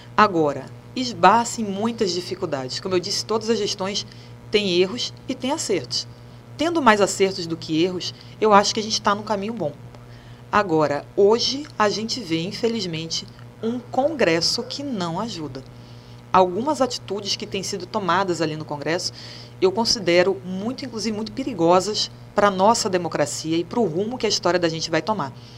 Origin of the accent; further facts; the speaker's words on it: Rio de Janeiro, Brazil; now in Pernambuco, Brazil; Eu nasci no Rio, meus irmãos nasceram lá.